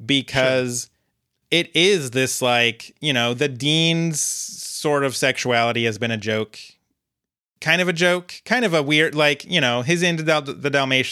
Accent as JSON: {"language": "English", "country": "United Kingdom", "said": "And I'm also British, so I can't really comment on how this fit into the American views on queerness at the time."}